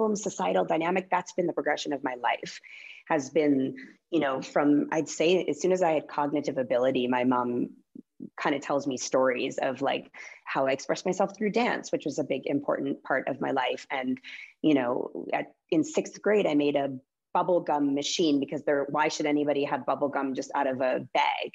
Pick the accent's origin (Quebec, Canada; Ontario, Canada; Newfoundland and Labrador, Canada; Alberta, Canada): Alberta, Canada; Calgary; moved away as an adult; also born or lived in Winnipeg, Manitoba / Vancouver, British Columbia / Los Angeles, United States; now in Boise, United States; I grew up all the way through university in Calgary